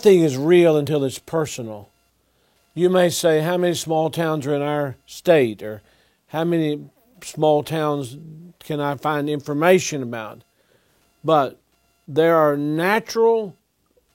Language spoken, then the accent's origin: English; Selma, Alabama, United States; now in Tennessee, United States; I was born in Selma, Alabama, and a long way from Tennessee